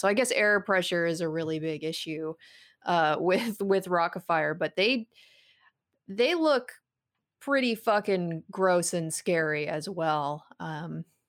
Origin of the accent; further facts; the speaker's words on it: West Coast, United States; I grew up on the West Coast